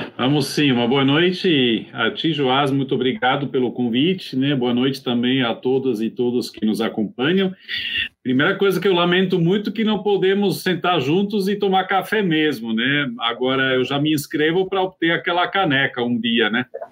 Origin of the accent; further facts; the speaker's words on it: Switzerland; moved away; also born or lived in Brazil; sou suíço e, entre mentes, também brasileiro